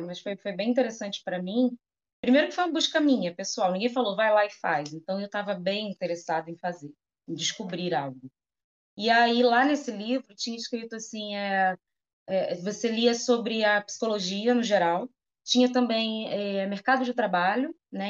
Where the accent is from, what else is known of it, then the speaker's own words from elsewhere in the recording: Rio de Janeiro, Brazil; Sou daqui de Campo Grande, zona oeste do Rio de Janeiro, né? Nasci aqui, vivo aqui